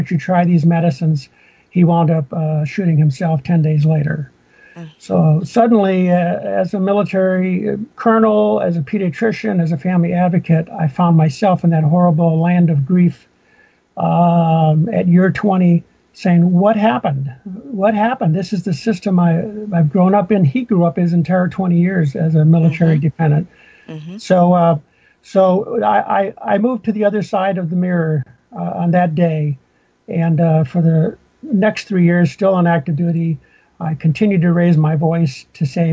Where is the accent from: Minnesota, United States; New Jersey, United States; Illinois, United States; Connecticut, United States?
Minnesota, United States; moved away; I grew up in Minnesota